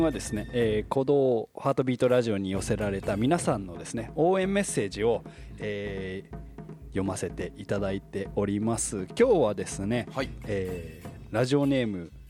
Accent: Kawagoe, Saitama, Japan; いむしろもう埼玉といえばというかさらに自分の地元の

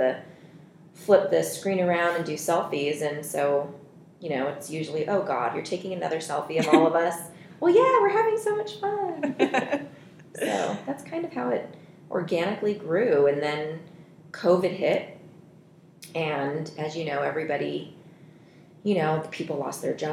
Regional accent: Reno, Nevada, United States; also born or lived in Seoul, South Korea / Oregon / Washington; lived in Oregon, Washington, but grew up all my coherent life in Reno.

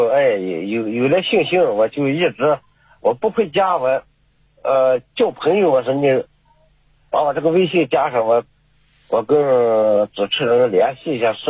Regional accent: Ningxia, China; 我是宁夏的。

